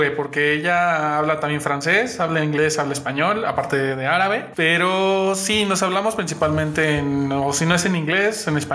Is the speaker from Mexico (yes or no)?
yes; Mexico; Oye, soy mexicano